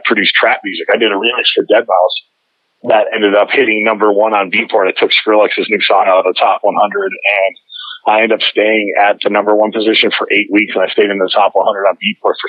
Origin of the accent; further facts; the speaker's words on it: Chicago, Illinois, United States; I came from Chicago. I was doing Chicago house and started doing electro